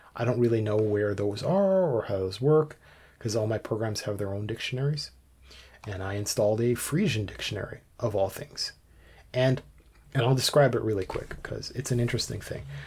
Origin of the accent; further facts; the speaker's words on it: Canada; I'm Canadian, and we've got some French in some places